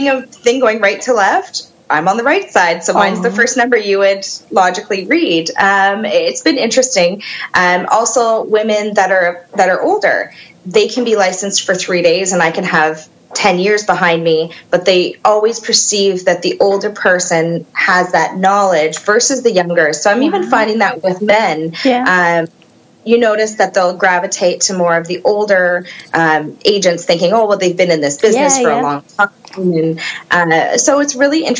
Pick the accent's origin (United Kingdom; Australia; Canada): Canada; Kitchener, Ontario; moved away as an adult; also born or lived in Woodstock; now in Oxford County, Canada; I was born and raised in Kitchener.